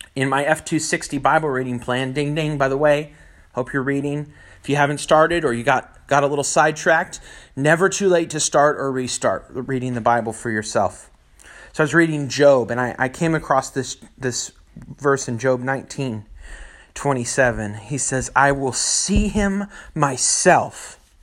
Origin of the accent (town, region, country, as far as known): Northern California, United States; born or raised there